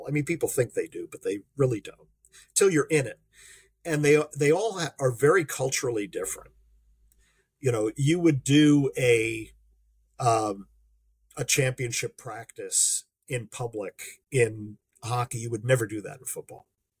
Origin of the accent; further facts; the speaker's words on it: United States; also born or lived in Long Island, New York; I'm an American